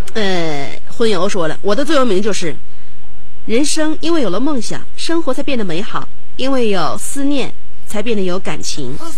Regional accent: Shenyang, Liaoning, China; accent: Shenyang dialect; 用我们沈阳话就是得劲儿的意思

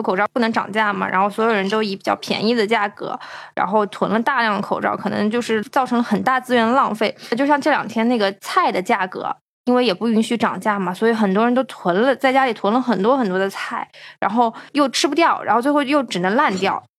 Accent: China; 就是因为我们是从中国来的

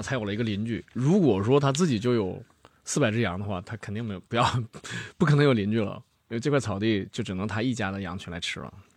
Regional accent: Gorlos grassland, Jilin, China; 我们家乡叫锅尔罗斯草原，嗯，是科尔沁的一部分

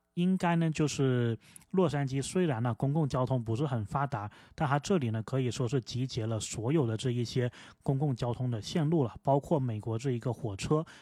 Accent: Guangdong, China; moved away as an adult; now in United States; 作为广东人呢

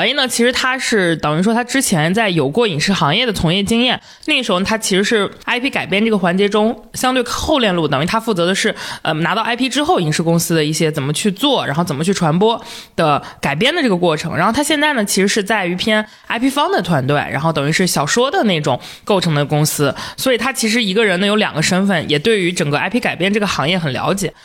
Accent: northern China, China; 虽然我是个北方人

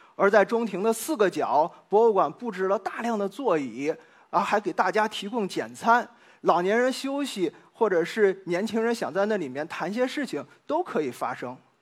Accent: China; now in Nottingham, United Kingdom; 我们中国人

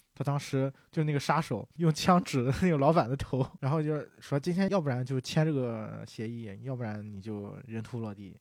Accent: China; 我们中国人也是讲究人情嘛

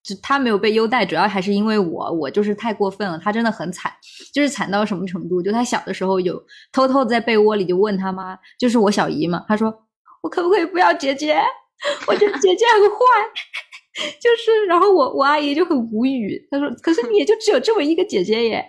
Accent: Fujian, China; 咱们闽南这边十六岁不是要摆酒宴的吗

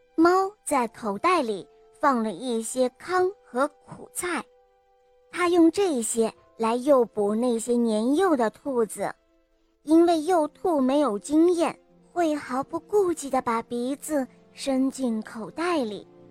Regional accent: Rizhao, Shandong, China; 我今年六岁了。我来自山东省日照市

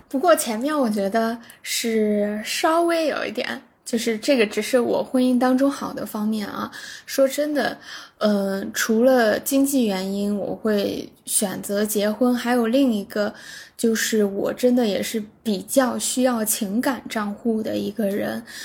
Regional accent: China; 我们中国人说， 就是你们结婚是两个家庭的结合

